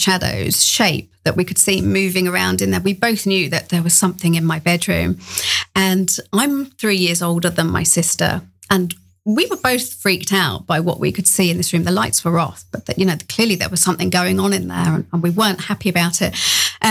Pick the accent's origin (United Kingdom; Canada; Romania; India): United Kingdom; England; moved away; you probably tell from the accent, I grew up in England.